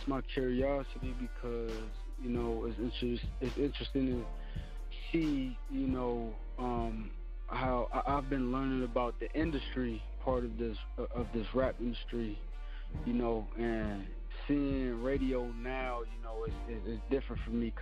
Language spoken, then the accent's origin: English; Phoenix, Arizona, United States; I was born in Phoenix, Arizona. I just grew up my whole life